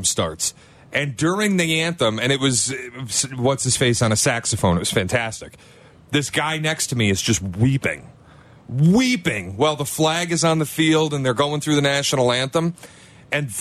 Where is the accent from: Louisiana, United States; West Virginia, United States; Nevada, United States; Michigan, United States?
Michigan, United States; Detroit; I grew up in Detroit